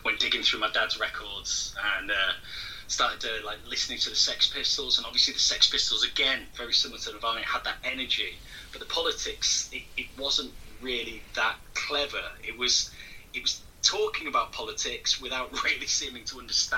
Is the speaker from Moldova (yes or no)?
no; Hull, Yorkshire and the Humber, United Kingdom; now in Nottingham, United Kingdom; I'm from Hull originally, but live down